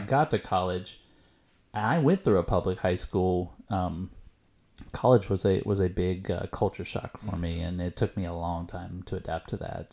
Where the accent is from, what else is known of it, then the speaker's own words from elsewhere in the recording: East Texas, United States; moved away; I went to a very rural East Texas high school